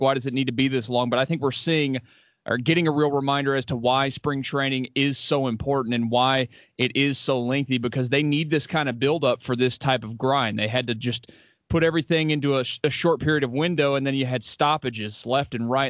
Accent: Houston, Texas, United States; born and raised, grew up out in Jersey

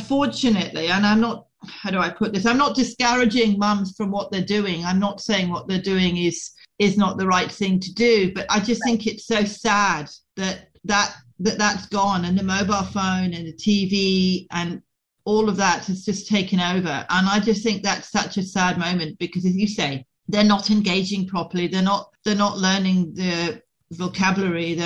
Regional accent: Scotland, United Kingdom; moved away; I was brought up in Scotland

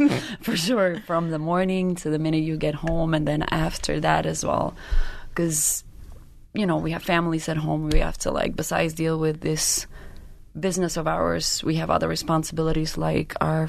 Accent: Albania; now in United States; We are from Albania.

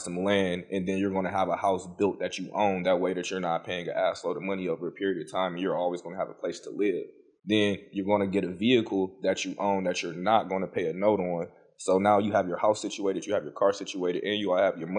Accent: Detroit, Michigan, United States; I am originally from Detroit, Michigan.

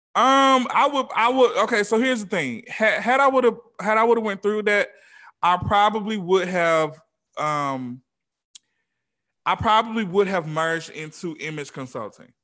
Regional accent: Atlanta, Georgia, United States; now in Los Angeles, United States; I'm from Atlanta

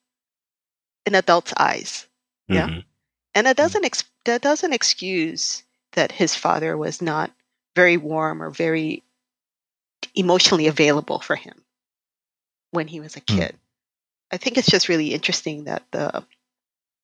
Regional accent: Japan; moved away; because I'm Japanese and my dad was like this and I left home

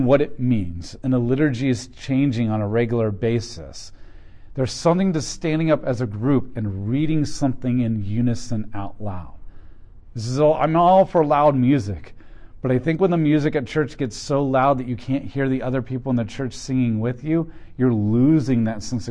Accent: United States; I'm an American too, and I'm part of this culture

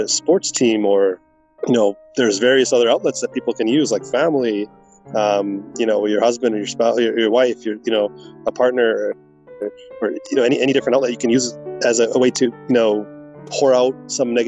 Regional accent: Vancouver, British Columbia, Canada; growing up in Vancouver

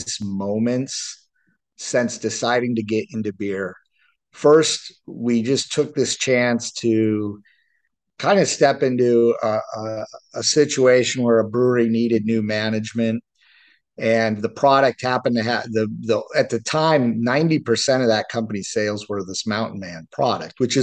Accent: Flathead Valley, Montana, United States; moved away as an adult; I'm from the Flathead Valley. I grew up here

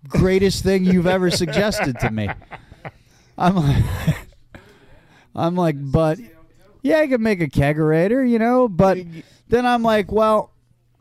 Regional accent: California, United States; also born or lived in Seattle; now in New Jersey, United States; I grew up out in California, and I lived in the East Bay for a long time when I was a kid

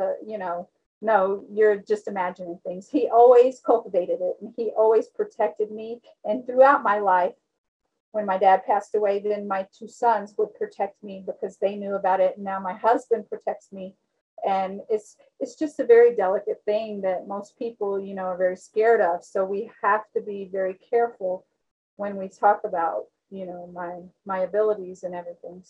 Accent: Texas, United States; I'm from Texas

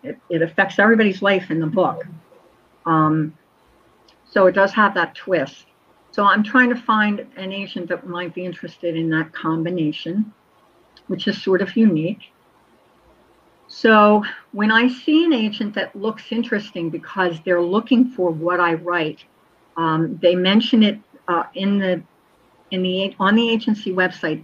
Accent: Collingswood, New Jersey, United States; A Collingswood Christmas because I placed it in my hometown where I grew up

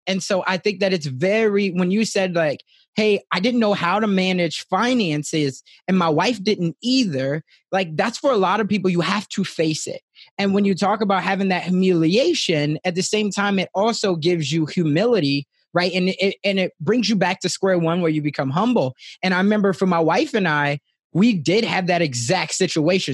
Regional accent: Chicago, Illinois, United States; growing up in Chicago

